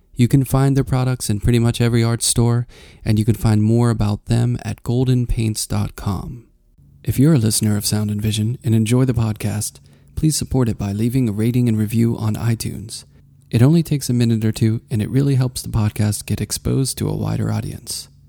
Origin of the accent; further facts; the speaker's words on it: Pittsburgh, Pennsylvania, United States; moved away; I'm originally from Pittsburgh